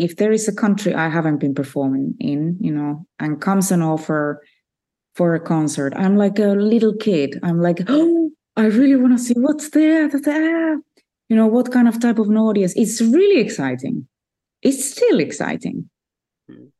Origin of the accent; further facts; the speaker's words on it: Finland; Finland, so there were no opportunities for me really to study music.